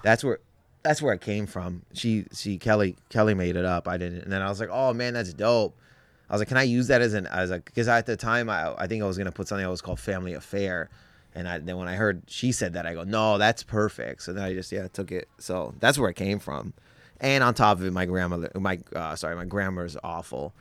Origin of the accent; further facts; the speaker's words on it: Windsor, Ontario, Canada; in Windsor, uh, where I'm, was, was born